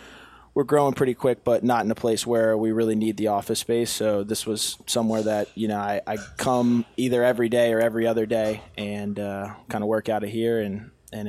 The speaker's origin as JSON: {"language": "English", "region": "Northern Virginia", "country": "United States", "said": "I'm from Northern Virginia"}